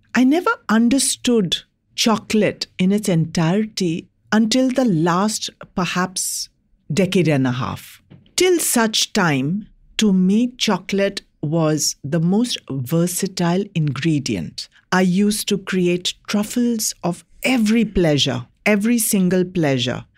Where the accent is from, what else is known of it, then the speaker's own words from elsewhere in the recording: India; as an Indian in my country